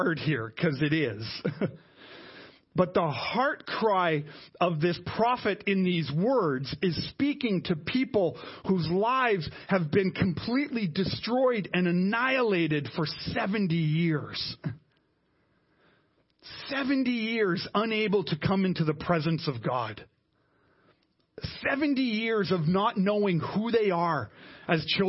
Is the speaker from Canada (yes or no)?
yes; Canada; us as Canadian Christians